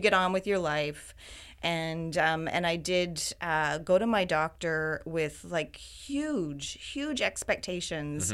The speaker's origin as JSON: {"language": "English", "town": "Wiarton", "region": "Ontario", "country": "Canada", "tie": "born or raised there", "also_born_or_lived": "Waterloo, Ontario / Toronto, Ontario", "moved": "as an adult", "lives_now": "Vancouver, Canada", "said": "I was actually born in Wyerton, Ontario"}